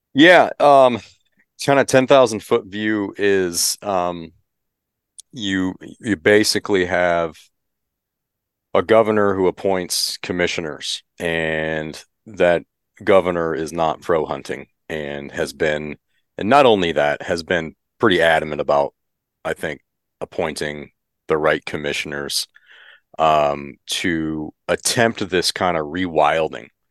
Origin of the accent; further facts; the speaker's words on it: Michigan, United States; now in California, United States; I grew up in Michigan, grew up hunting.